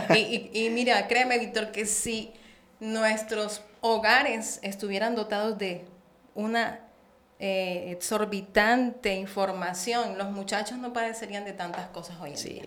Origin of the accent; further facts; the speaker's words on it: Barranquilla, Atlántico, Colombia; accent: santanderiana y costeña; moved away as an adult; also born or lived in Bucaramanga, Santander, Colombia; now in Mexico; Yo nací en Bucaramanga, Santander, ciudad de los parques, muy reconocida, y nací y me crié el resto de mi, de mi infancia, adolescencia y juventud en Barranquilla La Arenosa